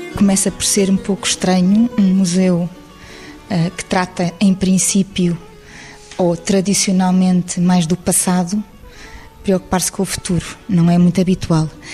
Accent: Lisbon, Portugal; como eu, Alfacinha de Gema

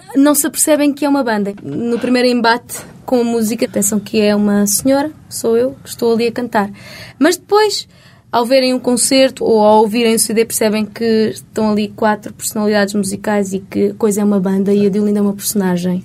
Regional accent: Portugal; accent: Portuguese; meu sotaque português

